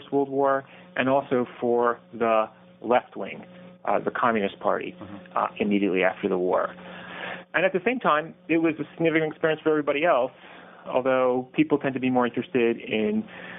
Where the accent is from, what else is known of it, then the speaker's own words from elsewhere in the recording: Irvington, New York, United States; also born or lived in Germany; I grew up in Irvington, New York